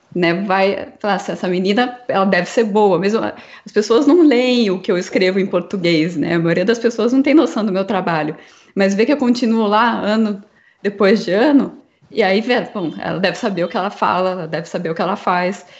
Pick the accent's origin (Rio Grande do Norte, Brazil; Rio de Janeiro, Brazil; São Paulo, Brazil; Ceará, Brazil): São Paulo, Brazil; interior of; Eu sou de, do interior de São Paulo